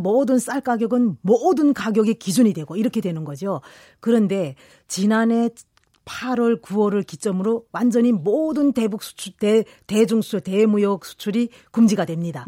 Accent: Kilju, North Hamgyong, North Korea; moved away as an adult; now in South Korea; 저는 고향은 이번에 핵실험장 폐쇄한 쪽. 예, 한경북도 길주입니다

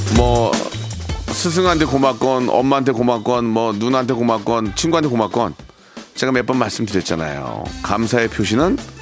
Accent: South Korea; 저는 자랑스러운 DNA 100%의 한국인입니다

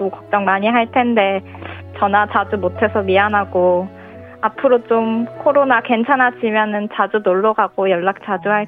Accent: Changwon, South Gyeongsang, South Korea; moved away as an adult; now in Seoul, South Korea; 저는 원래 창원에 살았거든요. 근데 이제 올해부터 직장 때문에 서울로 혼자 자취해서 살고 있는데.

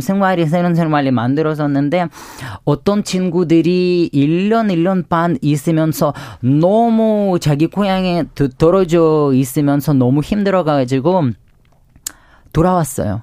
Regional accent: Ukraine; Korean is a second language; moved away as an adult; now in South Korea; 네, 우크라이나에서 온

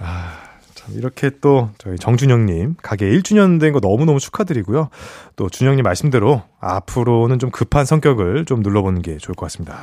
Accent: Seoul, South Korea; 저는 목동에서 자랐는데.

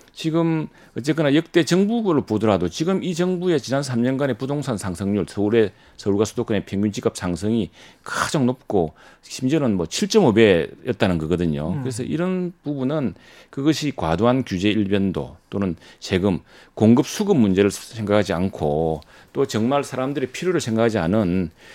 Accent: Masan, South Gyeongsang, South Korea; 제 고향인 마산 하포에는

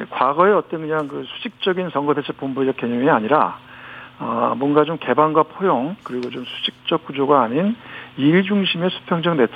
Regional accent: Gyeonggi Province, South Korea; 저도 경기도 출신 의원이다 보니까.

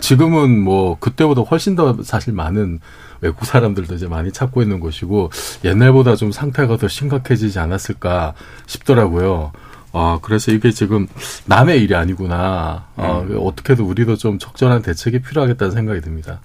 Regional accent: Busan, South Korea; moved away; 고향이 부산인데

